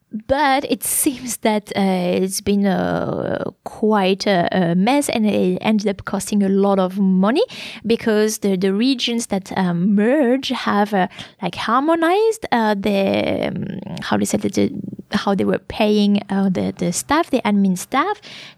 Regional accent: Champagne-Ardenne, Grand Est, France; moved away; if we take Grand Est, where I live now, where my family is actually. When I say where I live, I refer to my hometown in France. That is a big region now because it puts together la région Alsace, which is next to the German border, but also Champagne-Ardennes, which was already quite big. That's where I come from.

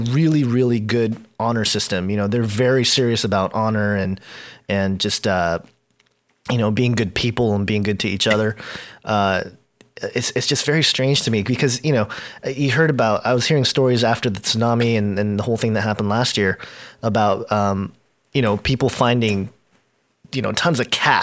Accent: Southern California, United States; I was born in America, not just America. I was born in Southern California

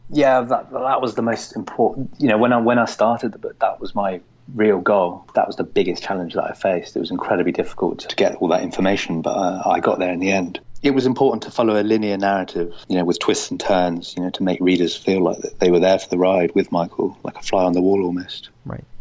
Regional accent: Cornwall, South West England, United Kingdom; moved away as an adult; also born or lived in Germany / London; we moved to Cornwall, down at the bottom of England

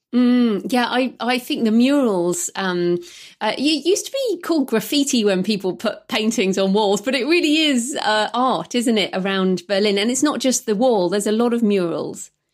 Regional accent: United Kingdom; I'm British

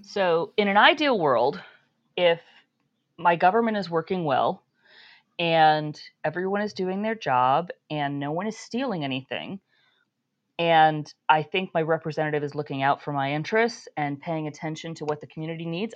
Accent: New York, United States; I grew up in New York State

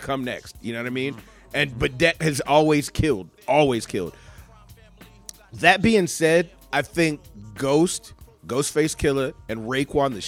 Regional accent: Michigan, United States; now in Casper, United States; I grew up in Michigan

